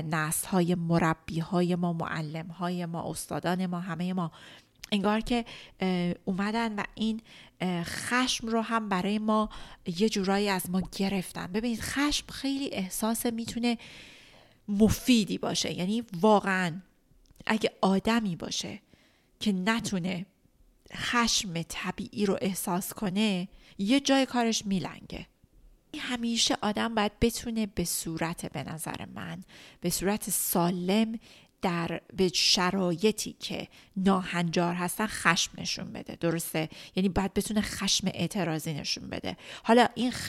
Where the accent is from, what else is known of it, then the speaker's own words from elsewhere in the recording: Iran; توی ایران بزرگ شدم چون من خیلی شدید یاد گرفتم که اگه بخوام موفق باشم اگه بخوام مستقل باشم به با عنوان یک زن ایرانی باید سرمو بندازم پایین